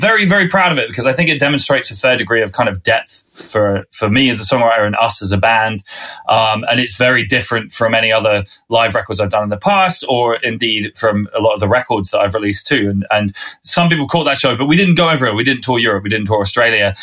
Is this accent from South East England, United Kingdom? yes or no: yes; Winchester, South East England, United Kingdom; accent: southerner; I'm a southerner from this country. I grew up in Winchester, which is south of London